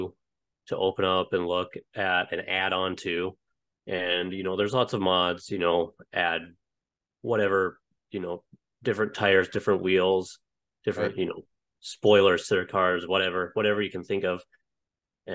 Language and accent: English; Cooperstown, North Dakota, United States; born or raised there; moved away as an adult; also born or lived in Utah / Missouri; now in New Jersey, United States